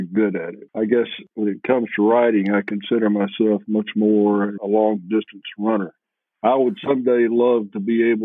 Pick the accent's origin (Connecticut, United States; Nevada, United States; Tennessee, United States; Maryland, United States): Tennessee, United States; also born or lived in New Mexico; I grew up in Tennessee